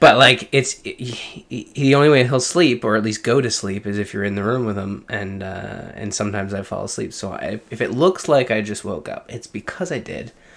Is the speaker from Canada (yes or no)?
yes; Canada; I'm Canadian